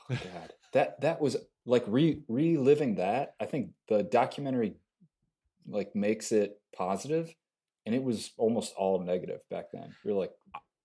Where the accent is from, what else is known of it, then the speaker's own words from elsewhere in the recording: Joliet, Illinois, United States; I grew up in Joliet.